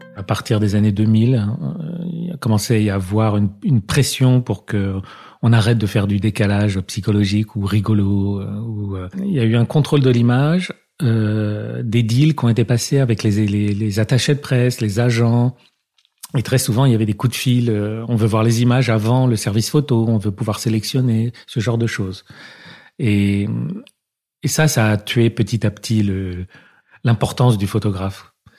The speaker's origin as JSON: {"language": "French", "town": "Paris", "region": "Île-de-France", "country": "France", "tie": "born or raised there", "said": "on habitait dans le 5e arrondissement, dans une euh, cité euh, HLM, mais un peu chic"}